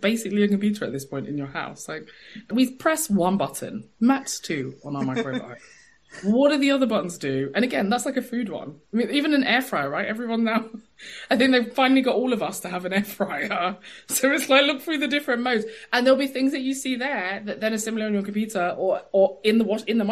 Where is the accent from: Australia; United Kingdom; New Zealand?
United Kingdom; London; I'm from East London